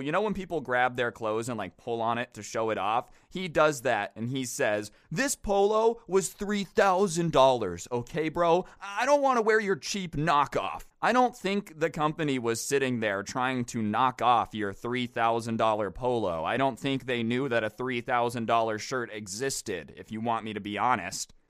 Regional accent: Las Vegas, Nevada, United States; I grew up in Las Vegas

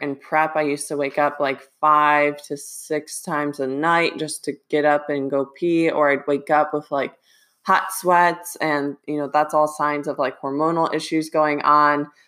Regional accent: Ohio, United States; moved away; I wanna try to go back to Ohio two to three times this year.

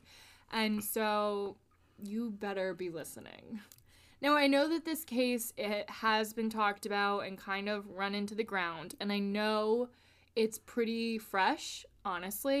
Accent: Connecticut, United States; we're from Connecticut and we have pretty harsh winters

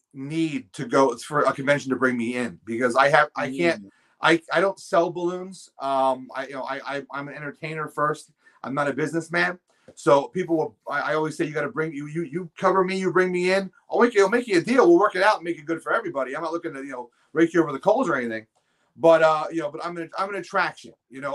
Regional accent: Pennsylvania, United States; moved away; I grew up in Pennsylvania, so I have contacts down there

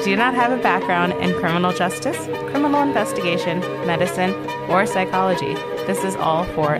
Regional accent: Baltimore, Maryland, United States; We're three sisters from the Baltimore, Maryland area.

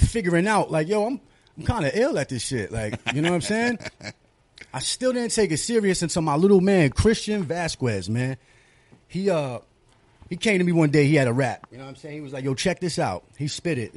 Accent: New York City, New York, United States; I'm from Astoria

